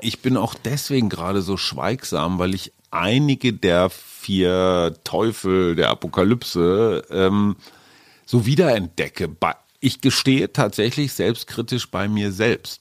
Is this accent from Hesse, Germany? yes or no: no; North Rhine-Westphalia, Germany; Ich bin ja eher emotional so ein bisschen verkarstet als Westfale